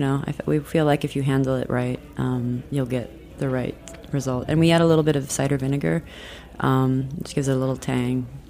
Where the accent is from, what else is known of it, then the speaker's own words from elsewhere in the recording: South Dakota, United States; now in Brooklyn, United States; we grew up in um, South Dakota